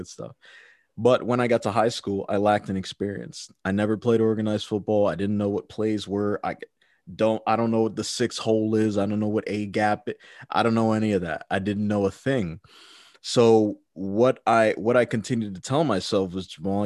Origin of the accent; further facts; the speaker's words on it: Maryland, United States; growing up in Maryland as a child